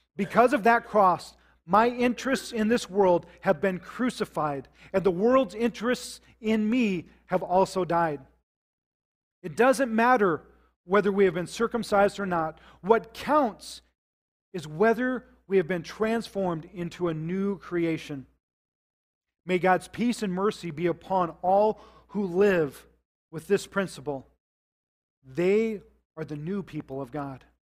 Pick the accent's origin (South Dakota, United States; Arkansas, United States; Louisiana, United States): South Dakota, United States; I grew up in South Dakota